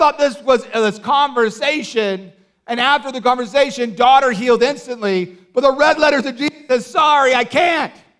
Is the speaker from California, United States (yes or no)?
yes; Orange County, California, United States; also born or lived in Los Angeles; I grew up in Orange County